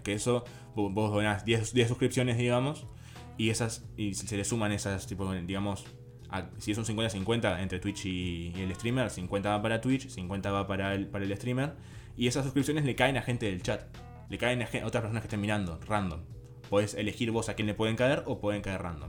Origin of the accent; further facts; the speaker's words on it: Uruguay; Si vos sos de Uruguay, como en nuestro caso